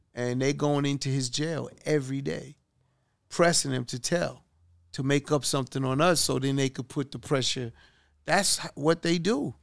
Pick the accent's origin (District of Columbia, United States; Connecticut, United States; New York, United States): New York, United States; New York City; we grew up in Hollis, Queens